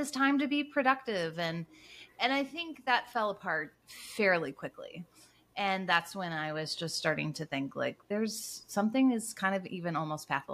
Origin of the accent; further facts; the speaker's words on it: United States; moved away as an adult; also born or lived in Toronto, Canada; now in Cincinnati, United States; my husband and I were born and raised in the States